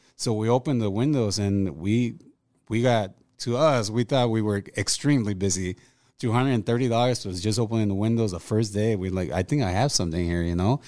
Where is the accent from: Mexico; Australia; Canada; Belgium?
Mexico; moved away; also born or lived in Los Angeles, California; ever since I was growing up in Mexico